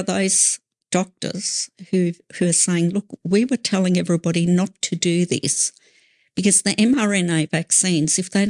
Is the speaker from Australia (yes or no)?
yes; Australia; We are Australian citizens first and foremost.